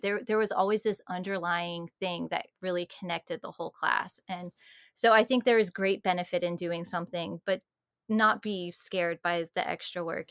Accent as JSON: {"language": "English", "region": "Georgia", "country": "United States", "said": "I'm from Georgia"}